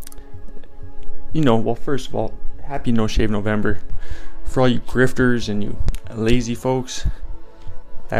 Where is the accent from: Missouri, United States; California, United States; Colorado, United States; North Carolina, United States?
Colorado, United States; I'm from Colorado